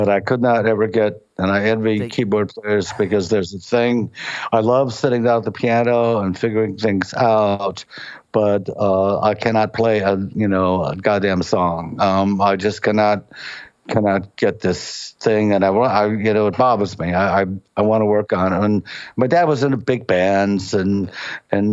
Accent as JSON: {"language": "English", "town": "Cleveland", "region": "Ohio", "country": "United States", "tie": "born or raised there", "also_born_or_lived": "Kent, Ohio / Akron, Ohio", "said": "I'm from Cleveland. I'm really old. So in the 50s, we lived in the Hungarian part of Buckeye Road area"}